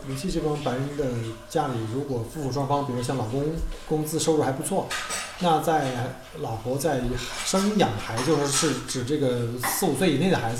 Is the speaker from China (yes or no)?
yes; China; now in Australia; 那没上过，那你我们从中国来怎么办？